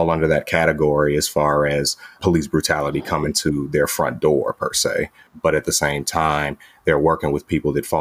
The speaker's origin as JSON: {"language": "English", "town": "Chicago", "region": "Illinois", "country": "United States", "tie": "born or raised there", "said": "I'm from the south side of Chicago, the inner city"}